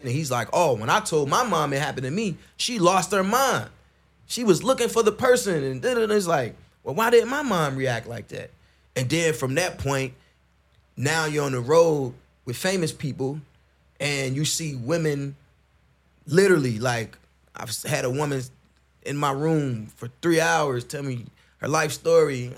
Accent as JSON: {"language": "English", "town": "Chicago", "region": "Illinois", "country": "United States", "tie": "born or raised there", "said": "I grew up in Chicago."}